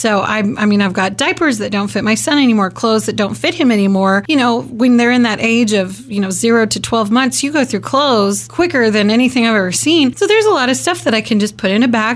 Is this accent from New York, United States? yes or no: no; Kansas, United States; growing up in Kansas, Wichita's not that big